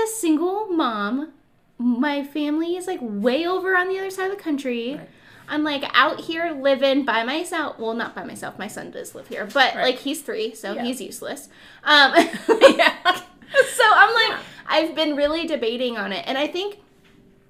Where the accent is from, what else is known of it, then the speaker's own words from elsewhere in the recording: Ohio, United States; moved away as an adult; also born or lived in Nevada; I'm from Ohio